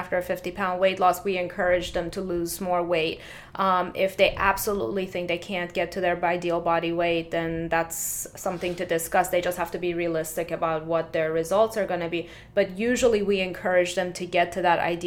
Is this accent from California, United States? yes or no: no; Tampa, Florida, United States; also born or lived in Philadelphia / Fort Lauderdale / Manhattan; I was raised in Tampa area